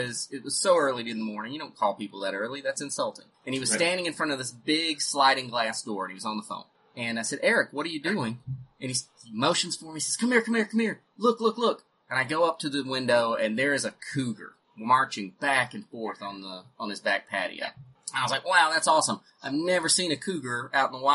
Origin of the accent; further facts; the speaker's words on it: North Carolina, United States; moved away as an adult; also born or lived in Missouri; when I was 18, I moved from North Carolina to Missouri